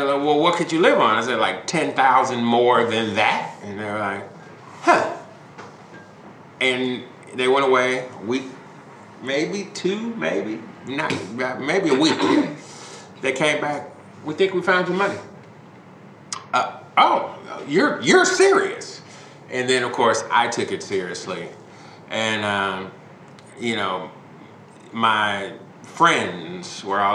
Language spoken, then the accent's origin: English; Chicago, Illinois, United States; moved away as an adult; now in Kansas City, United States; I'm born and raised in Chicago, and I am very much a Chicagoan